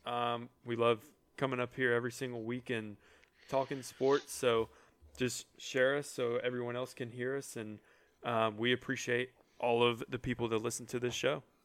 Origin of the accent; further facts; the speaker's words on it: Atlanta, Georgia, United States; when you're growing up in Atlanta and you're in a, and you're a Braves fan